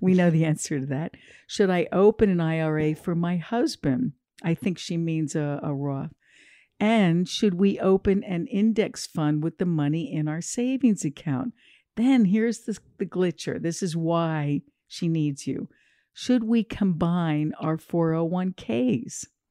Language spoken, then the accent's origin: English; New Jersey, United States; I'm from New Jersey as well.